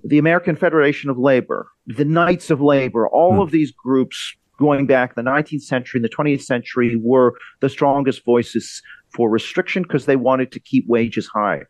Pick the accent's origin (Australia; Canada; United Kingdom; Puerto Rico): Canada; I'm from Canada